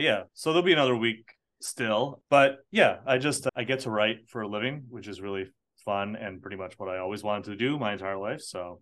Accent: United States; I was born in America. I am American citizen, but I'm also an Irish citizen

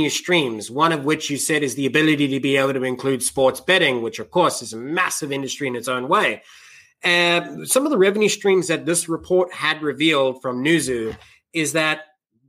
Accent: South Africa; now in United States; I'm from South Africa.

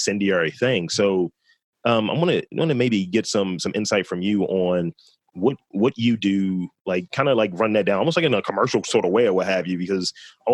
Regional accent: Baltimore, Maryland, United States; oh, from Baltimore

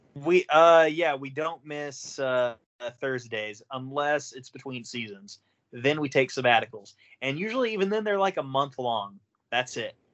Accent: Oklahoma, United States; I'm a cracker from Oklahoma

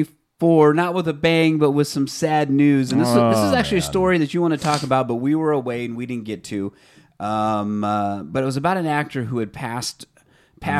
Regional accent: Fresno, California, United States; Local things here where we're from Fresno, the Central Valley area, and we talk about a lot of stuff there

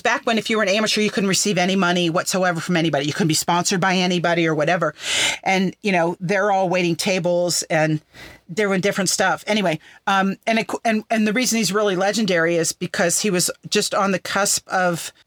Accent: Somerset, Pennsylvania, United States; In the area that I grew up in Pennsylvania, Somerset.

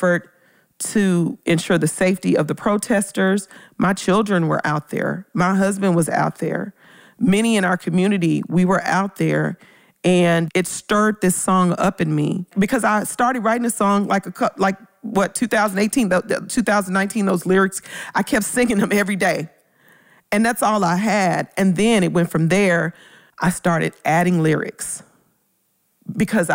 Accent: Memphis, Tennessee, United States; moved away; I'm originally from Memphis.

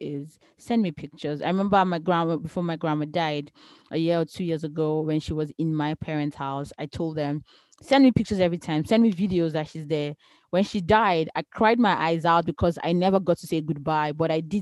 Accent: Nigeria; moved away; we're from Nigeria. In Nigeria, our dance, like, is different.

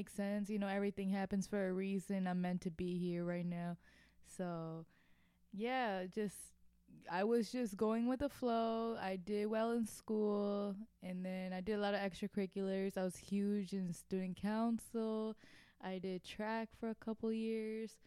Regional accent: Naperville, Illinois, United States; moved away as an adult; now in Milwaukee, United States; I grew up in the suburbs of Naperville

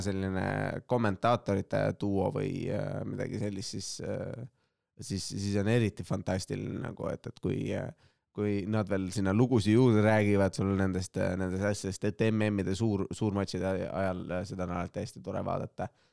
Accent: Estonia; me sündisime Eestisse valgete meestena

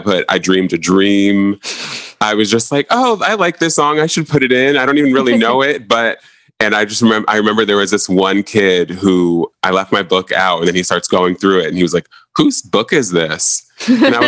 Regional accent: Montclair, New Jersey, United States; I'm from Montclair, New Jersey. And so at Montclair High

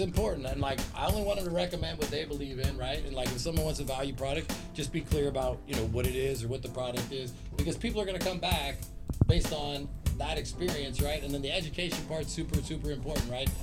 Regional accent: Long Beach, California, United States; in Long Beach, that's my hometown, born and raised

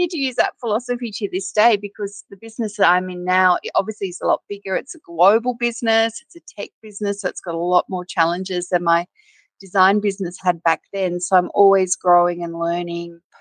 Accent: Wagga Wagga, New South Wales, Australia; also born or lived in Griffith, New South Wales; I spent my sort of school years in Wagga, which was a big regional country town in Australia

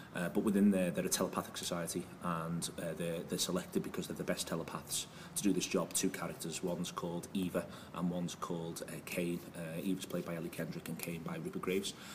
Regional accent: Liverpool, North West England, United Kingdom; We're from Liverpool

